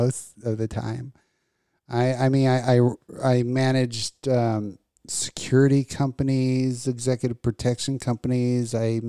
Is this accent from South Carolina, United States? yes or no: no; Las Vegas, Nevada, United States; I grew up in Vegas.